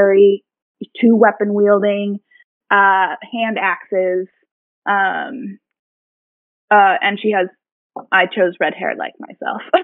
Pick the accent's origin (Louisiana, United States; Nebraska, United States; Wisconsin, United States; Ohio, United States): Wisconsin, United States; Milwaukee; now in Washington, D.C., United States; I'm from Wisconsin, the Milwaukee area, like growing up and such